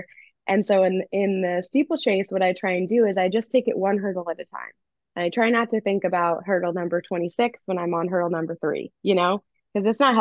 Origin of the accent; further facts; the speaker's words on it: Missouri, United States; growing up in Missouri